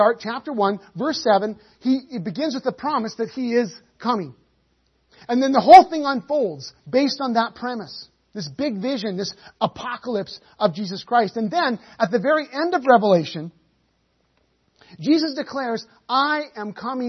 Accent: United Kingdom; I say that as a Brit

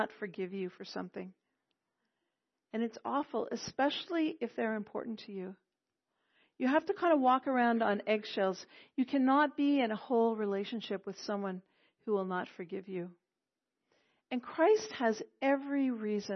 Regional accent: Quebec, Canada; first language English; I'm from Quebec, okay? So people often say to me, oh, your English is so good. And I thank them because it's my mother tongue

